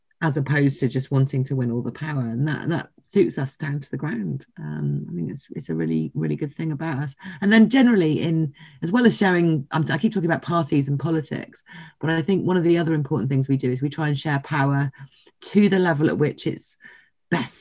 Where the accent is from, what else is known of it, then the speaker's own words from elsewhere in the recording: London, United Kingdom; I'm from London